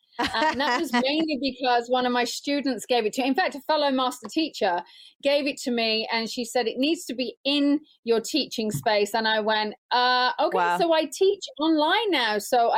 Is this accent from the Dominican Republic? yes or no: no; England, United Kingdom; moved away; being English